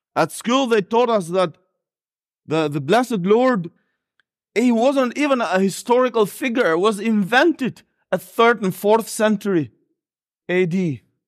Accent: Albania; accent: a bit of Northern Irish accent; English is a second language; moved away; also born or lived in Northern Ireland; I was born and raised there

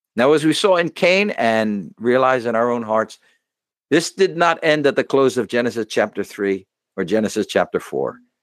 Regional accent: United States; as an American

